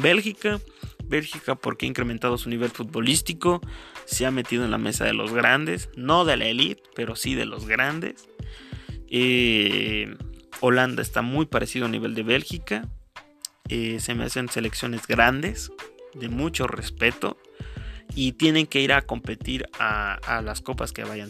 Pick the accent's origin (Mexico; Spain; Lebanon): Mexico; Yo soy de México